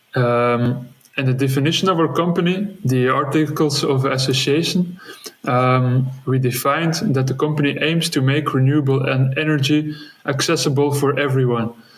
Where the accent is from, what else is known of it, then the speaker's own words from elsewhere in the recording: West Flanders, Belgium; English is a second language; moved away as an adult; now in Antwerp, Belgium; originally, I grew up in West Flanders